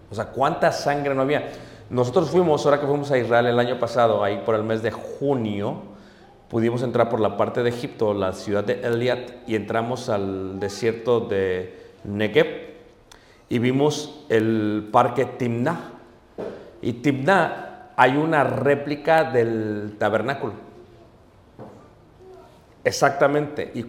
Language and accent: Spanish; Mexico City, Mexico; Yo vengo de Ciudad de México. Pero allá comíamos cuando yo era niño